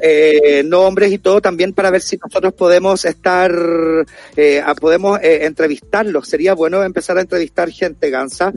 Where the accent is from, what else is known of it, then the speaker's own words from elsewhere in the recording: Chile; como pueblo chileno